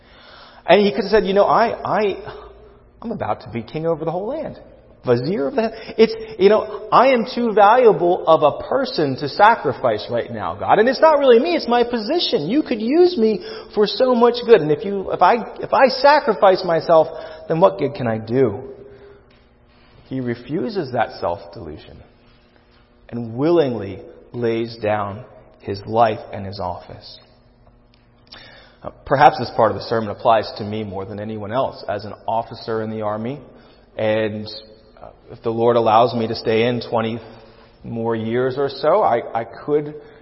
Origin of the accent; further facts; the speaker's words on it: United States; as American Christians